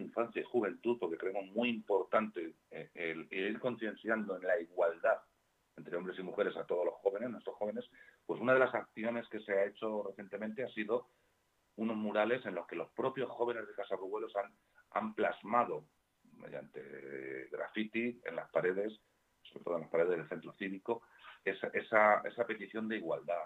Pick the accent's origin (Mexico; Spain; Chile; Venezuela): Spain; Community of Madrid; los que estamos al sur de Parla, que estamos al sur del sur, somos madrileños de tercera